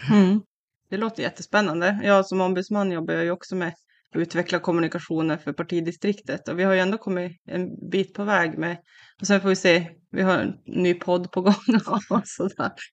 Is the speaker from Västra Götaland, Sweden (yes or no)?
no; Kiruna, Norrbotten County, Sweden; also born or lived in Värmland / Karlstad; now in Piteå, Sweden; Jag är från Kiruna själv